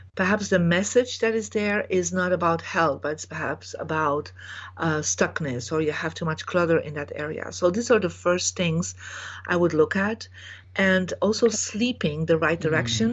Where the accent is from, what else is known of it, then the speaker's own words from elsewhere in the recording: Belgium; I was born in Belgium